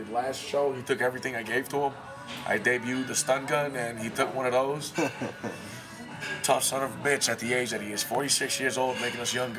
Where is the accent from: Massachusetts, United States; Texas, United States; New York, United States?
Massachusetts, United States; now in Colorado Springs, United States; Fall River, Massachusetts. That's my home state.